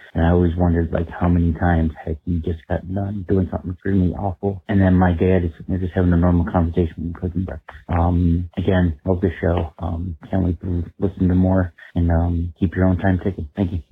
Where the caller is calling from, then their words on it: Rochester, New York, United States; I'm calling you from Rochester, New York